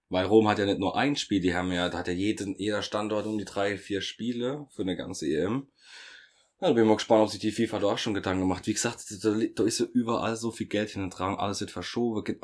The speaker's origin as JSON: {"language": "German", "country": "Germany", "said": "Bei uns in Deutschland"}